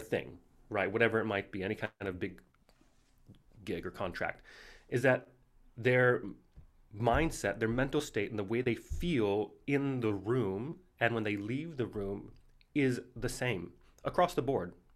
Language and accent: English; Missoula, Montana, United States; I grew up in Missoula, Montana